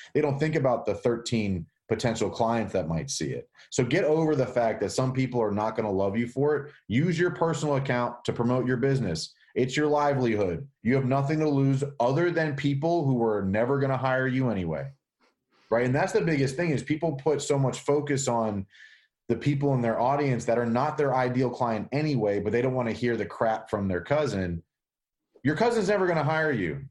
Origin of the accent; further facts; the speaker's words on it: Pittsburgh, Pennsylvania, United States; now in North Carolina, United States; I grew up in Pittsburgh, but all my family's in Jersey